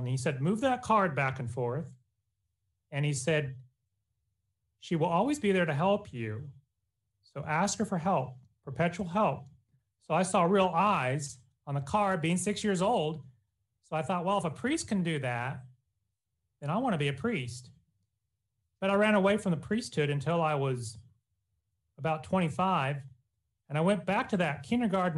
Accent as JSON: {"language": "English", "town": "Wichita", "region": "Kansas", "country": "United States", "tie": "born or raised there", "said": "I was born in Wichita, Kansas, as a Catholic. And the Redemptorists were at my parish"}